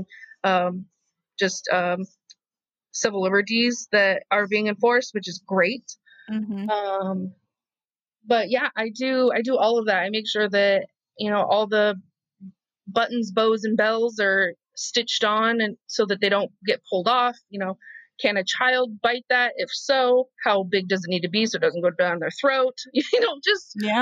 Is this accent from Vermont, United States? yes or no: no; Idaho, United States; moved away as an adult; now in Los Angeles, United States; being a fat kid in rural America